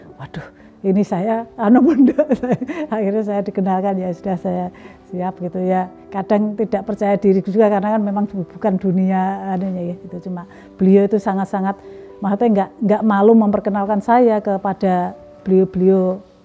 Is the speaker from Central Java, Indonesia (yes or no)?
yes; Pati, Central Java, Indonesia; di daerah saya, di Pati, Jawa Tengah